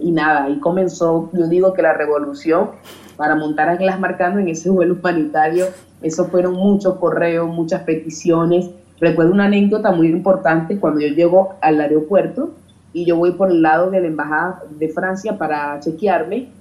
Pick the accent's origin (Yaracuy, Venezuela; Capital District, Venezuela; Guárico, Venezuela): Yaracuy, Venezuela; moved away; also born or lived in Europe; en Yaracuy, en mi pueblo